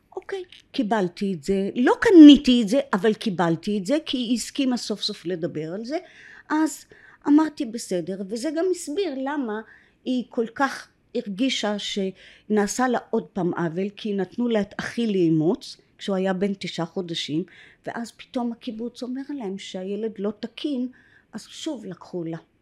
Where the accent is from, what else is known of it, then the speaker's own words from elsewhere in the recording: Kfar HaNassi, Northern District, Israel; first language English; Hebrew is a second language; also born or lived in Jerusalem; אני מקיבוץ כפר הנשיא בגליל העליון. הגעתי לשם בגיל אה, שנתיים